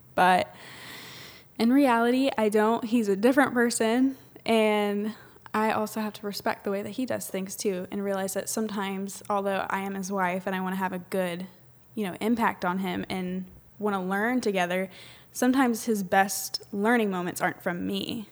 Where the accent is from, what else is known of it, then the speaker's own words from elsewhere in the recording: Southern Illinois, United States; moved away as an adult; now in Atlanta area, United States; I'm from Southern Illinois